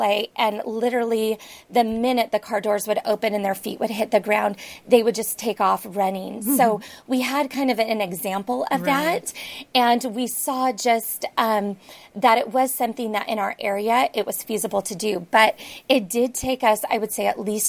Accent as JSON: {"language": "English", "area": "San Francisco Bay Area", "region": "California", "country": "United States", "tie": "born or raised there", "moved": "yes", "lives_now": "Seattle area, United States", "said": "I grew up in the San Francisco Bay Area"}